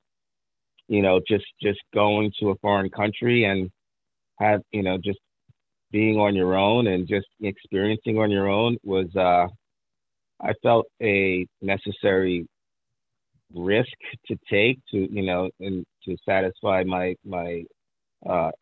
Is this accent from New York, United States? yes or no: yes; New York City, New York, United States; also born or lived in Long Island, New York; I was born in Brooklyn, you know, and that's always going to be in my DNA. We moved to Long Island, New York, at the age of 10 or 11.